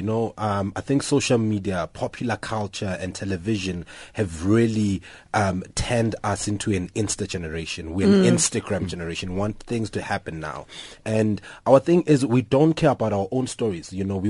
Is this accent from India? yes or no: no; Tsakane, Gauteng, South Africa; I'm from Tsakane in the East Rand.